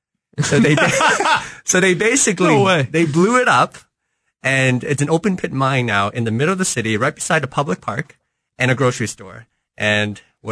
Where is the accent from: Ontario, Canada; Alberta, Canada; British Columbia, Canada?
Ontario, Canada; Timmins; immigrated to Canada back in the early 1980s, gave birth to me, and I grew up in a small city called Timmins, Ontario, worldly renowned for being the hometown